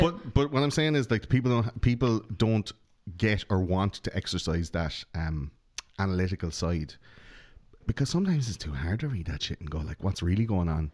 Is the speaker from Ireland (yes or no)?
yes; Ireland; we grew up in Catholic Ireland.